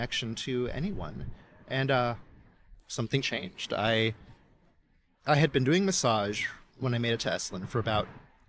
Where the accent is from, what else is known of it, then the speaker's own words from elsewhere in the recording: Dallas, Texas, United States; moved away as an adult; also born or lived in Austin; now in California, United States; And I grew up in the Dallas area and made a little stop in Austin before here, but yeah, I feel like a Californian now.